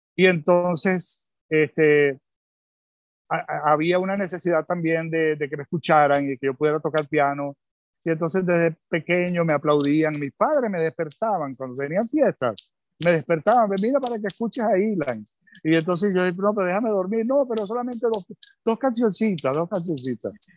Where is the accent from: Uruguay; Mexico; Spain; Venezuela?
Venezuela; Caracas, Capital District; also born or lived in Tel Aviv, Israel / England / Bogotá, Colombia / India; al año me trajeron a Venezuela